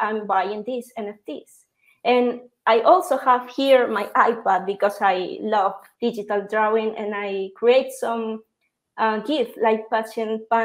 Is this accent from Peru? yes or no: yes; Peru; I'm from Peru, and right now I'm in a small city called Trujillo